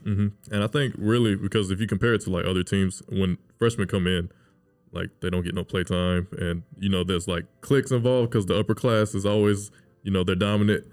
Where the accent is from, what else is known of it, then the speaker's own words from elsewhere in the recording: Mobile, Alabama, United States; me and David we grew up in Mobile